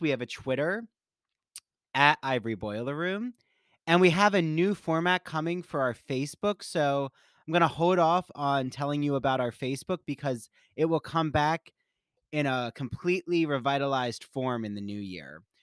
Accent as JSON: {"language": "English", "town": "Washington Township", "region": "New Jersey", "country": "United States", "tie": "born or raised there", "moved": "as an adult", "lives_now": "Long Island, United States", "said": "where I grew up in Washington Township"}